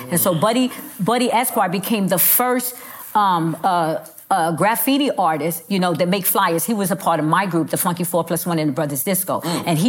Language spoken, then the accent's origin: English; New York City, New York, United States; now in Texas, United States; I'm from the Bronx, but I'm living in Texas now